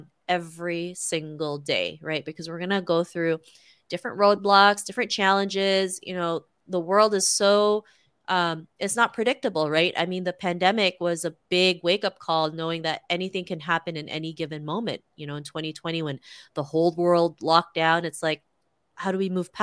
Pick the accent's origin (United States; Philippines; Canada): Canada; Toronto, Ontario; growing up in Toronto, Canada